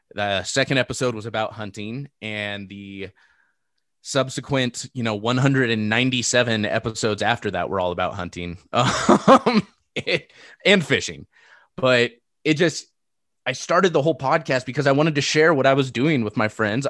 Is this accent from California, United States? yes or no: yes; Seal Beach, California, United States; moved away; I grew up in Seal Beach.